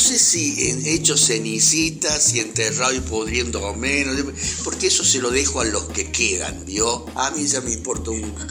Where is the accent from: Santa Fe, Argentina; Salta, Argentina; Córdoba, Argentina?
Córdoba, Argentina; tengo 63 años y soy actor argentino y cordobés.